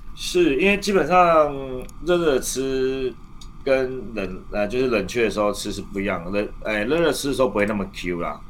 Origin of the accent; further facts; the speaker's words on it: Taiwan; 我们台湾人